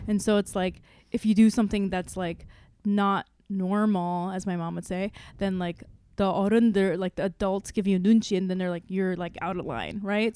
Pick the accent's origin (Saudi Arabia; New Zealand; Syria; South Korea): South Korea; also born or lived in Saipan; now in United States; grew up mostly in Korea and on, on an island called Saipan